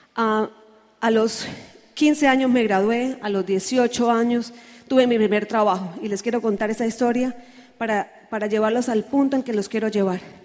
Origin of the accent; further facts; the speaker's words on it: Santander, Colombia; en mi tierra dice que los santanderianos somos los bravos del país